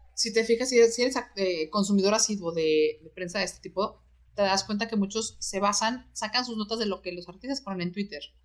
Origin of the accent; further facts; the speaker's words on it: Mexico; como buenos mexicanos, sacamos el chistecito